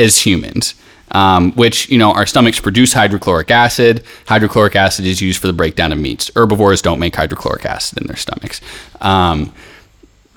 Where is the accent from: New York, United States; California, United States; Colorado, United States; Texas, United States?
Colorado, United States; Boulder; now in Greece; I'm from Boulder, so I've been having ghee since I was a kid.